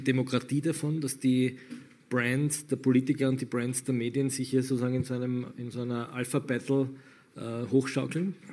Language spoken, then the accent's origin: German; Austria; bei uns in Österreich